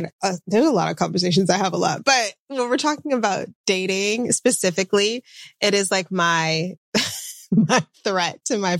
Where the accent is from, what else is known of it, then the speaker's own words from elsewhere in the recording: Atlanta, Georgia, United States; also born or lived in Washington, D.C.; But I moved around quite a bit with my parents and grew up primarily in the suburbs of Atlanta, so the South.